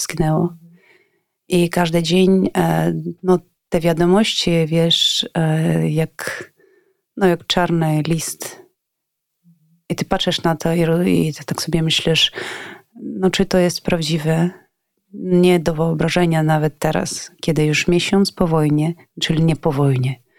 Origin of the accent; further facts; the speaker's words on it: Ivano-Frankivsk, Ivano-Frankivsk Oblast, Ukraine; Polish is a second language; moved away as an adult; now in Kyiv, Ukraine; jestem z Iwano-Frankiwska, a do Kijowa przyjechałam o 2005